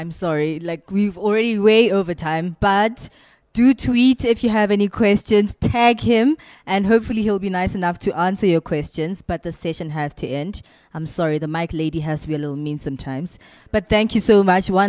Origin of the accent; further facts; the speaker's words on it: Tzaneen, Limpopo, South Africa; I'm from Tzaneen and I'm a blogger.